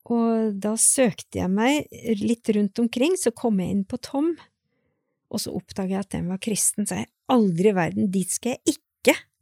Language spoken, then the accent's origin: Norwegian; Sjusjøen, Innlandet, Norway; jeg vokste opp på Sjusjøen